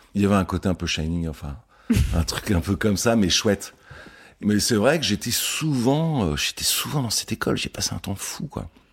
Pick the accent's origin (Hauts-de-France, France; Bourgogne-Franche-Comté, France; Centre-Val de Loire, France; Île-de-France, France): Île-de-France, France; Le Plessis-Bouchard; now in Paris, France; j'ai grandi en Île-de-France